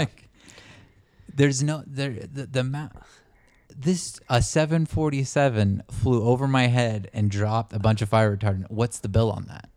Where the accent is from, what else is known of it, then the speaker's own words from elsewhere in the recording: El Dorado wildfire area, California, United States; where I grew up, my hometown, in my little rural neighborhood